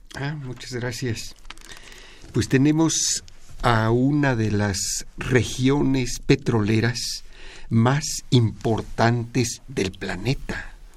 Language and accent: Spanish; Mexico; como mexicanos